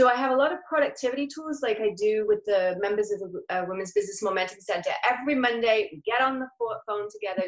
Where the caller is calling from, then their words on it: La Quinta, California, United States; I'm coming from La Quinta, which for those of you who don't know California that well, is by Palm Springs in California.